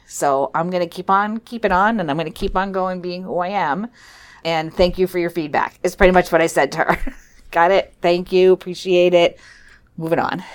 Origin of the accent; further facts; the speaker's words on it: Weare, New Hampshire, United States; also born or lived in Philadelphia, Pennsylvania; I grew up in Ware, New Hampshire